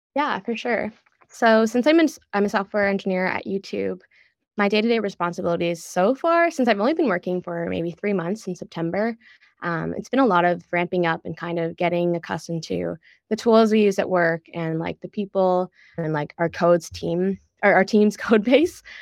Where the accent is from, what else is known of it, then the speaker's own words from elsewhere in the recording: Ottawa, Ontario, Canada; moved away as an adult; also born or lived in Kingston; now in San Francisco, United States; I'm also from Ottawa, and, like, growing up in a suburb is so much different than, I guess, living in a city